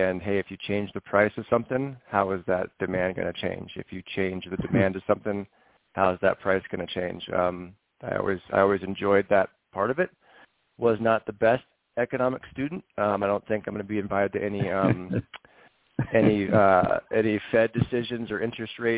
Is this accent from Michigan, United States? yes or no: no; Northern California, United States; I grew up in Northern California